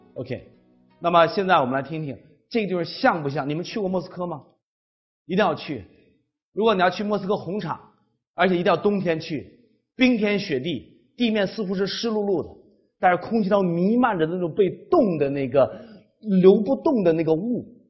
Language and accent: Chinese; China; 我们中国人生活在一个文化非常单一、要求统一、要求听话的一个文化环境下